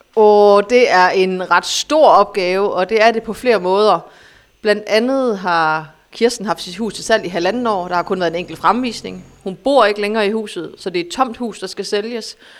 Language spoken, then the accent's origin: Danish; Aarhus, Central Denmark Region, Denmark; jeg er fra Aarhus.